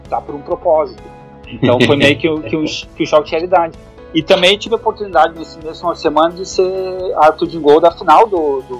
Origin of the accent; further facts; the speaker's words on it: Brazil; E, e aí eu falo, não, eu sou brasileiro.